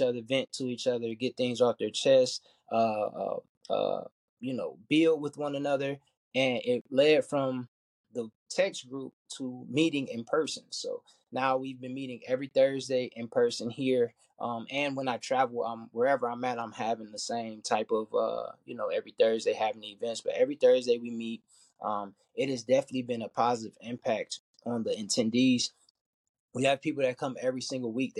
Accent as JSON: {"language": "English", "town": "Detroit", "region": "Michigan", "country": "United States", "said": "I'm from Detroit, Michigan"}